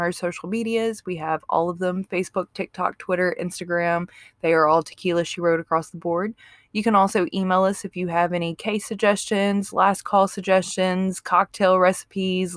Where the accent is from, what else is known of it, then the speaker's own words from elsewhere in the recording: Mississippi, United States; I'm from Mississippi